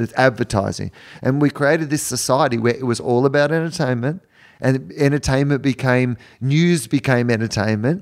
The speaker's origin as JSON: {"language": "English", "country": "Australia", "said": "I'm from Australia where we have terrible internet download speeds"}